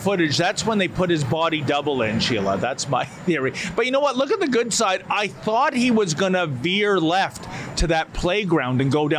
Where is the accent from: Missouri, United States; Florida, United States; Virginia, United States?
Missouri, United States; we're from Missouri, you know, the show me state.